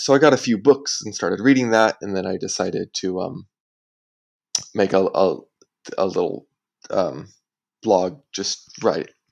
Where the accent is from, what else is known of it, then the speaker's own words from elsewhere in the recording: United States; now in Singapore; I am American.